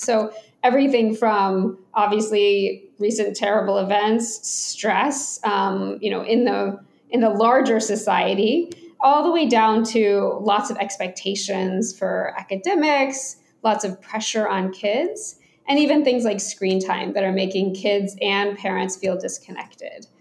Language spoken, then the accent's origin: English; Atlanta, Georgia, United States; I grew up in Atlanta, Georgia